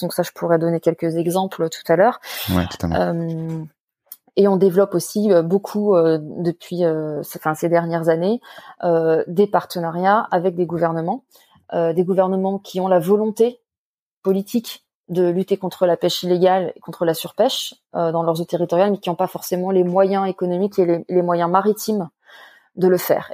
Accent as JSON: {"language": "French", "area": "Paris suburbs", "region": "Île-de-France", "country": "France", "tie": "born or raised there", "said": "je suis à la base une enfant de la banlieue parisienne"}